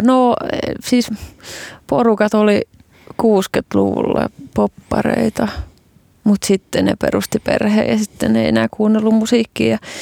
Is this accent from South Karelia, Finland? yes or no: no; Kotka, Kymenlaakso, Finland; Kotkassa vuonna 1989.